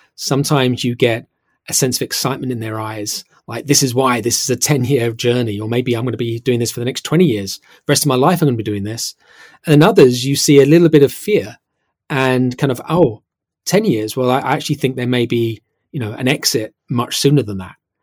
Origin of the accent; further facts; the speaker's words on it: United Kingdom; now in London, United Kingdom; I'm British and I live here in, in London